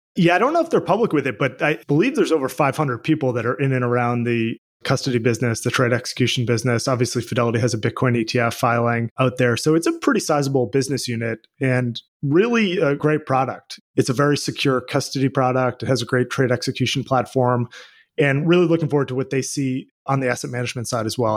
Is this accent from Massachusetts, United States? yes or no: yes; Boston, Massachusetts, United States; I grew up in Boston, where I live now